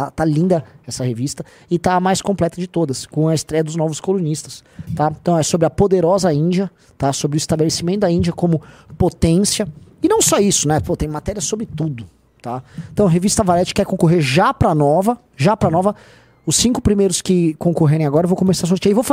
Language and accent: Portuguese; Paraná, Brazil; eu sou, eu sou paranaense.